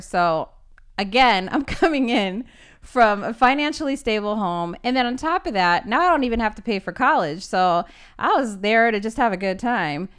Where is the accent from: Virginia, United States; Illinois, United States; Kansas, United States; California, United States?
California, United States; Los Angeles; I am from Los Angeles, California